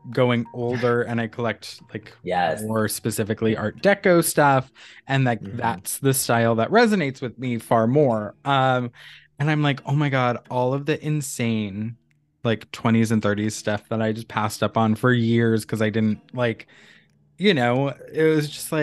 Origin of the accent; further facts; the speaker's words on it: Western Massachusetts, United States; I grew up in Western Mass